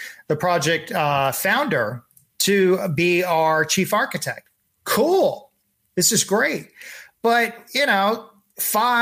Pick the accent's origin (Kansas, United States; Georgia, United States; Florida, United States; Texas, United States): Texas, United States; I'm from Texas